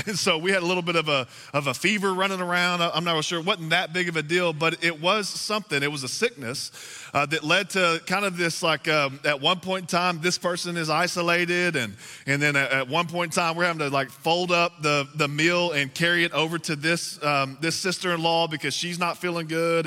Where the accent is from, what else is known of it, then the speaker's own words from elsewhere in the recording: Texas, United States; moved away; I am from the South. I'm from Texas, and we got to go back home to Texas